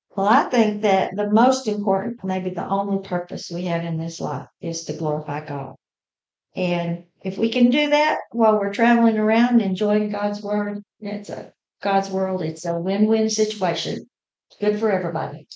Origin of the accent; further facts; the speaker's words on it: Texas, United States; also born or lived in Oklahoma / Lubbock, Texas / Fort Worth, Texas; I wasn't actually born in Texas. I was born in Oklahoma, but I got here pretty quick